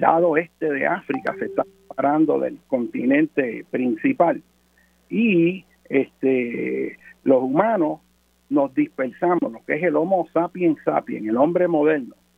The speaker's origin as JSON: {"language": "Spanish", "country": "Puerto Rico", "said": "yo hablo como puertorriqueño"}